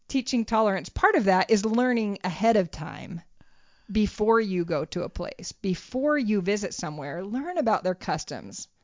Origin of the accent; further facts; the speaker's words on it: United States; We were like the, the typical Americans